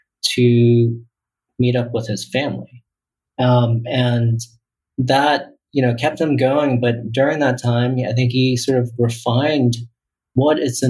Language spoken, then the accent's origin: English; Taiwan; I was born in Taiwan